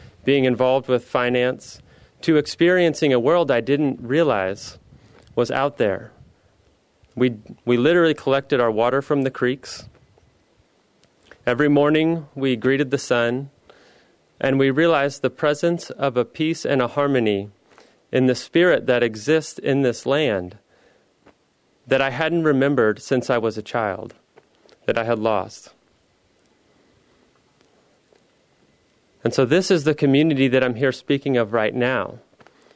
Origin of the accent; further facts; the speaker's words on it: Midwest, United States; moved away as an adult; also born or lived in Philadelphia / San Francisco / Los Angeles; now in Seattle, United States; I grew up in the Midwest, and I went to school at the University of Missouri